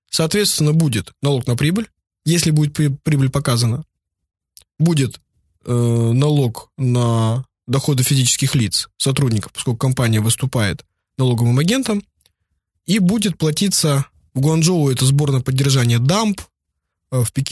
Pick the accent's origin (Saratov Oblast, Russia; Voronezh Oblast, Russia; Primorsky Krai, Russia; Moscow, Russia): Primorsky Krai, Russia; Vladivostok; Ну вот я вырос в Владивостоке, я бы, например, уже давно бы что-нибудь привез леворульное, там, с пробегом по Японии 10 тысяч километров.